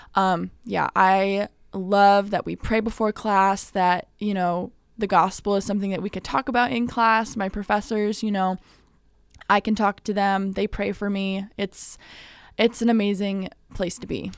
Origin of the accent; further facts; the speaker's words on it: Midwest, United States; also born or lived in California; now in Illinois, United States; I was born there. I moved over to the Midwest when I was nine, so I've been here for a while